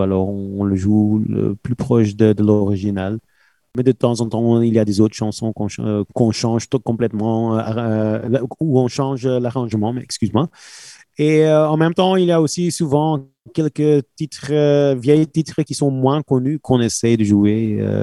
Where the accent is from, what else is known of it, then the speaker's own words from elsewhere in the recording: Belgium; on est belge